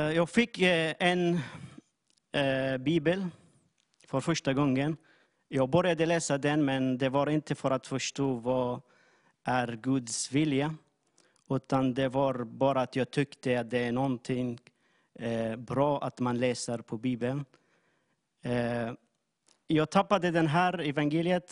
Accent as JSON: {"language": "Swedish", "country": "Syria", "second_language": "Swedish", "moved": "as an adult", "lives_now": "Jönköping, Sweden", "said": "jag kommer från Syrien. Eh, jag har bott i Sverige i sju"}